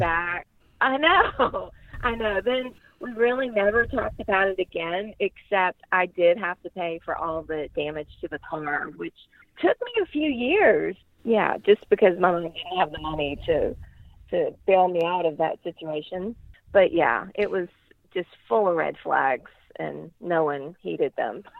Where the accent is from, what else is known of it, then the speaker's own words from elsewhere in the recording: Lafayette, Louisiana, United States; I am from Lafayette, Louisiana, and I'm 49 years old.